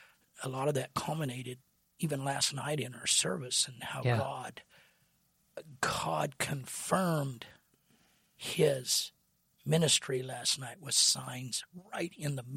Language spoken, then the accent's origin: English; Kansas, United States; in the old camp meetings and youth camps that I grew up in Kansas